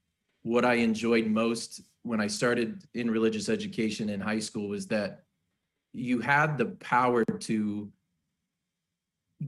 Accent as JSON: {"language": "English", "town": "Fort Wayne", "region": "Indiana", "country": "United States", "tie": "born or raised there", "said": "I'm born and bred Hoosier. I grew up in Fort Wayne"}